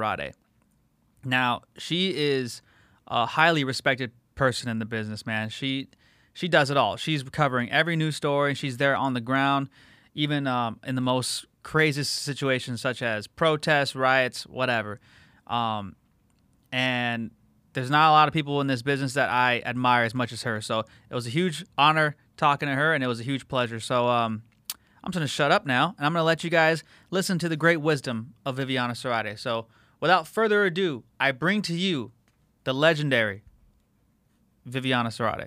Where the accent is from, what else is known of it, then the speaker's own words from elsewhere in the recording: La Habra, California, United States; I grew up in La Habra, so that's a whole hometown of me